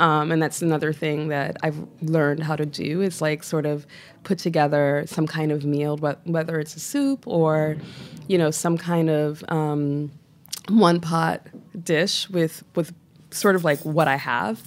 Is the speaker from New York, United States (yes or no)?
yes; New York City, New York, United States; the most profound impacts on, on my own sort of, like, cultural identity is, was growing up in Flatbush.